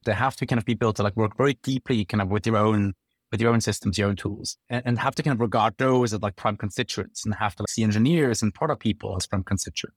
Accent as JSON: {"language": "English", "region": "Bern", "country": "Switzerland", "tie": "born or raised there", "moved": "as an adult", "lives_now": "London, United Kingdom", "said": "I grew up in Switzerland and, and come from, like, the capital, like, Bern"}